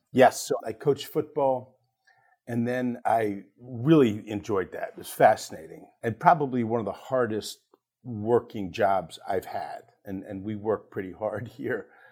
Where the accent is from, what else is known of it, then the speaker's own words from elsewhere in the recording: Ardmore, Pennsylvania, United States; I grew up in Ardmore, Pennsylvania, small town just outside Philadelphia